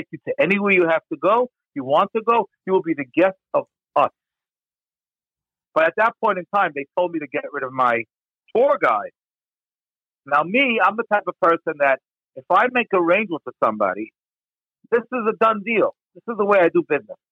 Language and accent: English; United States; I'm just a Jew. I'm an American